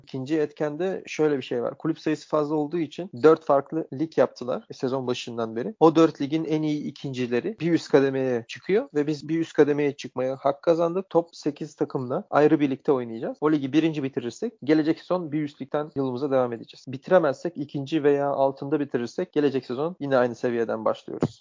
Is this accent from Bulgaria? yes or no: yes; Bulgaria; moved away; also born or lived in Sofia, Bulgaria / Germany; Slavia Sofya'da oynarken biz ailecek taşındık başka bir şehre. Yani memleket şehrimize taşındık. Çünkü Sofya bizim memleket şehrimiz değildi. İşte orada da sonra Ether'da oynamaya devam ettim